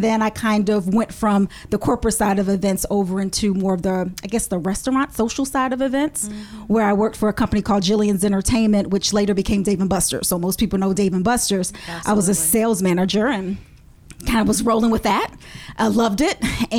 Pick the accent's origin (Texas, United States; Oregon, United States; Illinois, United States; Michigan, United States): Illinois, United States; Chicago; I grew up in Chicago. That's my hometown.